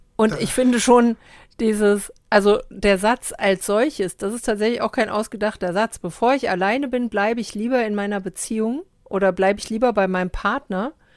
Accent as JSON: {"language": "German", "country": "Germany", "said": "Ich sage Deutschland"}